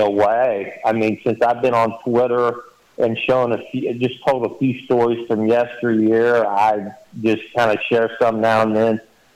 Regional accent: Indiana, United States; I grew up in Indiana

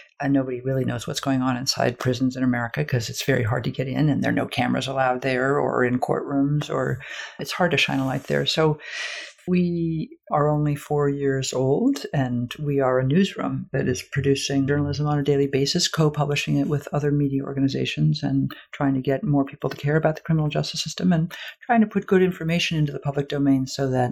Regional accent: United States; I am an American

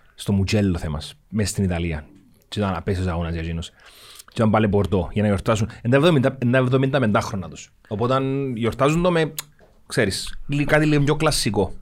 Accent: Cyprus; Είμαι από την Κύπρο

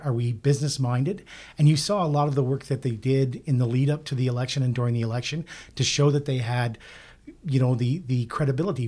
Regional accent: Nova Scotia, Canada; I'm from Nova Scotia, where an N D P government actually succeeded

